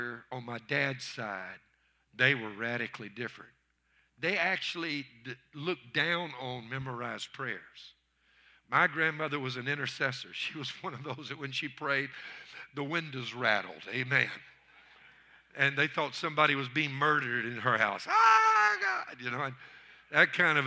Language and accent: English; Louisiana, United States; I'm from Louisiana.